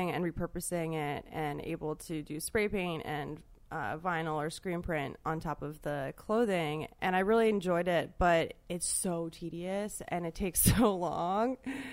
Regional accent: Baltimore, Maryland, United States; moved away as an adult; also born or lived in Savannah, Georgia; Baltimore, Maryland, and I went to an all-girls high school there, and was there until I went to college in Savannah, Georgia, in the South

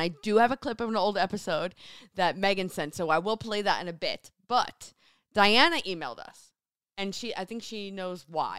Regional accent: New Jersey, United States; moved away as an adult; now in Seattle, United States; born and raised in New Jersey, went to Rutgers University

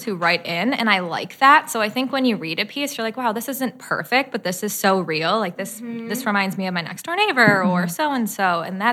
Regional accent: Cleveland, Ohio, United States; accent: Cleveland; moved away as an adult; now in Columbus, United States; I'm originally from Cleveland, Ohio, actually. Mm-hmm. I moved here for law school.

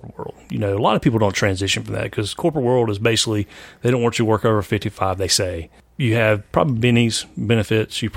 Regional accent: South Carolina, United States; It's right near my hometown, actually, and so we're both South Carolina guys

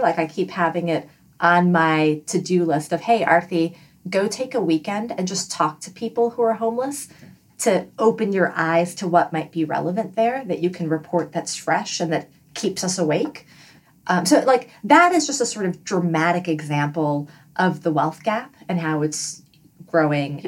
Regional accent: New York City, New York, United States; moved away as an adult; also born or lived in Washington, D.C.; now in Bay Area, United States; I grew up in Flushing, Queens specifically

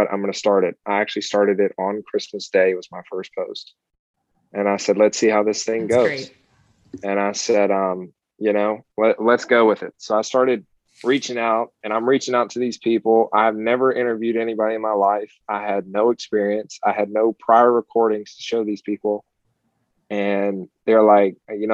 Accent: Kentucky, United States; now in Pompano Beach, United States; I'm actually from Kentucky originally

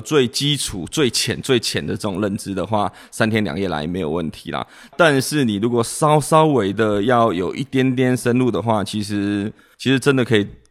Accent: Taipei, Taiwan; now in Kinmen, Taiwan; 我追我的老婆来到金门，那我从台北市来

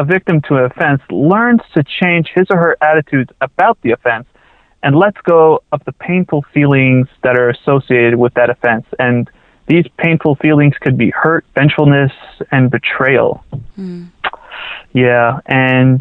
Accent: Toronto, Ontario, Canada; growing up in Toronto, Canada, I was really involved in the music scene

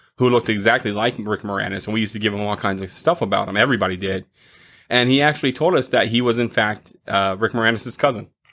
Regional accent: Florida, United States; I grew up in Florida

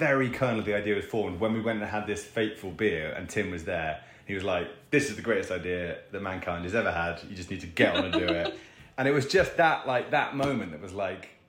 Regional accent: England, United Kingdom; we're two Muppets from England

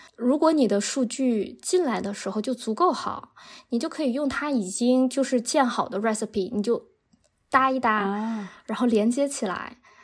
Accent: Northeast China, China; moved away as an adult; now in Netherlands; 我来自东北

